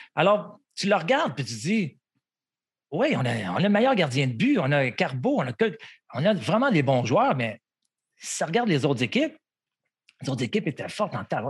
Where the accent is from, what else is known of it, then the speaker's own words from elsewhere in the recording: Montreal, Quebec, Canada; un petit Québécois, un petit... j'ai grandi à Montréal